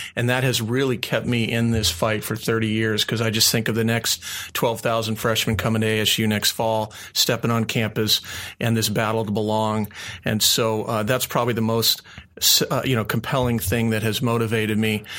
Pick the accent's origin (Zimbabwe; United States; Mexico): United States; Phoenix, Arizona; moved away as an adult; also born or lived in Tucson, Arizona; I grew up here in the Valley